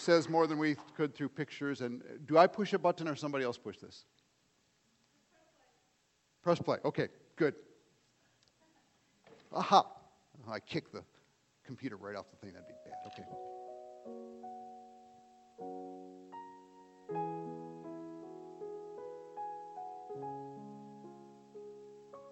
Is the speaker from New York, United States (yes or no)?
no; Cleveland, Ohio, United States; moved away as an adult; now in Japan; I was actually born and raised in Cleveland, Ohio